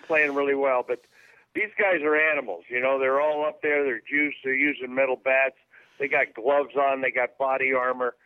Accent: Bay Area, California, United States; We're both from the Bay Area.

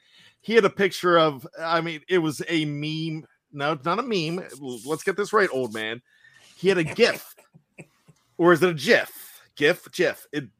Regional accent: Maryland, United States; And all three of us, Jeff, Dave, myself, we are from Maryland

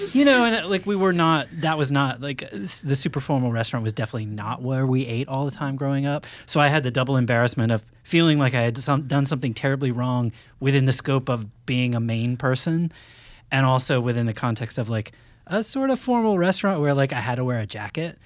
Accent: Maine, United States; I grew up in Maine

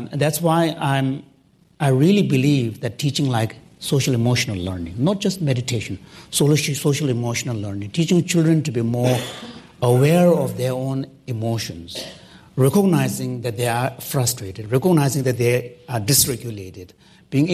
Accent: Canada; I'm a Canadian, I live next door neighbor.

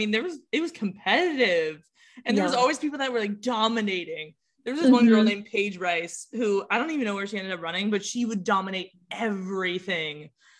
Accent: Southern California, United States; I'm from California, so running here, especially like Southern California, is really competitive.

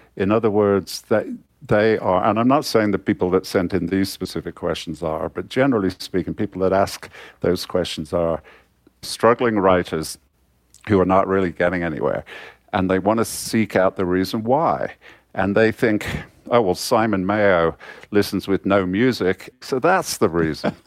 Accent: Coventry, West Midlands, United Kingdom; I was born in Coventry, uh, in the, in the nineteen fifties.

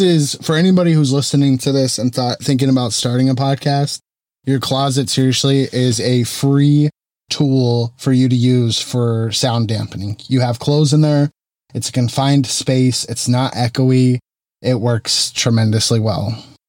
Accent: Arizona, United States; moved away as an adult; now in Central California, United States; Not originally from California. I moved here in two thousand twelve, and I'm originally from Arizona.

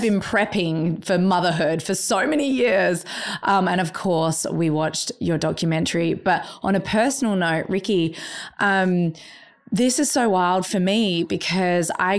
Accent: Australia; I'm an Australian person and I've birthed in Australia

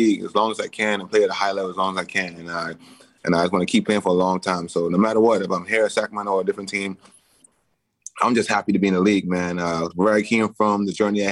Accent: Bahamas; moved away; I grew up in the Bahamas

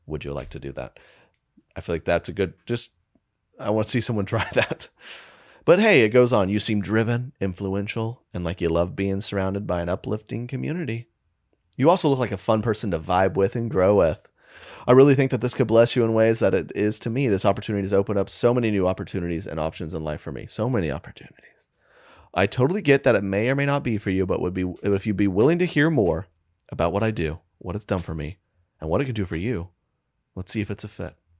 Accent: United States; being American

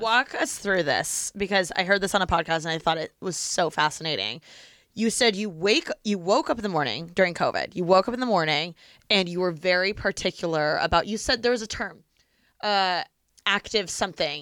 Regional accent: Bloomington, Indiana, United States; moved away as an adult; also born or lived in Los Angeles; my hometown is Bloomington

